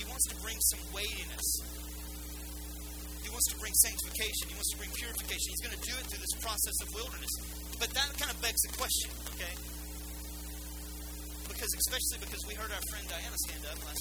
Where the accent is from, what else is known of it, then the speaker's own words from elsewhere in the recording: United States; we're Western and we're American